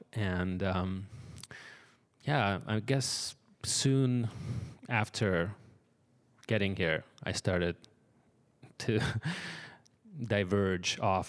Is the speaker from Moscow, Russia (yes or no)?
yes; Moscow, Russia; born there; English is a second language; I was born in Russia, in Moscow, into a family of musicians.